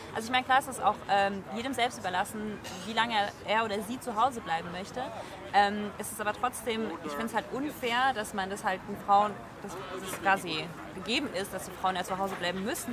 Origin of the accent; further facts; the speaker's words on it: France; moved away as an adult; also born or lived in Germany; now in Munich, Germany; ich bin geboren und aufgewachsen in Frankreich, ähm, bis ich dann 22 war und dann äh, habe ich angefangen, äh, in Deutschland zu arbeiten